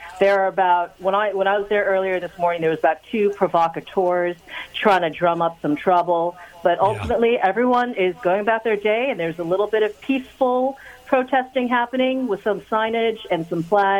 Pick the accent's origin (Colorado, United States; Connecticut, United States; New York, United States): New York, United States; New York City; I am a born and raised New Yorker. I'm from Queens, New York.